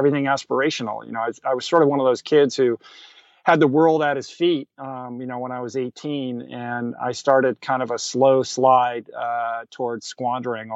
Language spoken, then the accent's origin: English; Washington, District of Columbia, United States; I grew up in Washington, D.C.